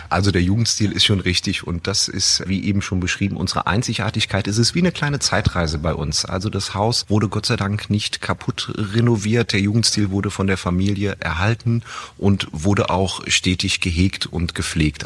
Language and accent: German; Rhineland-Palatinate, Germany; als gebürtiger Moselaner und äh, heimattreuer Hoteldirektor